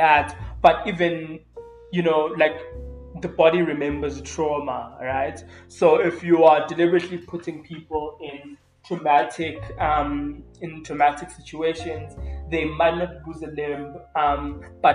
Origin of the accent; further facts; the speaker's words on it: South Africa; we literally in South Africa are living through a femicide